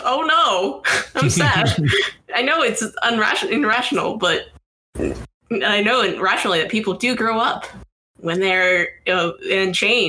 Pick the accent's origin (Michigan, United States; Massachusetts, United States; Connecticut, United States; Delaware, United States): Massachusetts, United States; I grew up in Massachusetts.